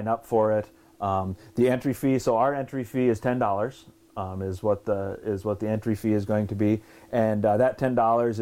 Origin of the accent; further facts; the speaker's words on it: Brainerd, Minnesota, United States; we're from Brainerd